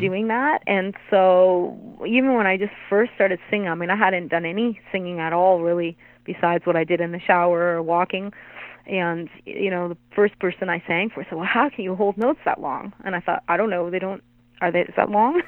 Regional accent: Hamilton, Ontario, Canada; I'm from Hamilton

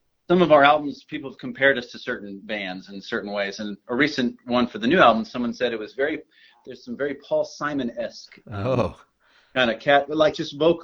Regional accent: Oklahoma City, Oklahoma, United States; we're from Oklahoma City

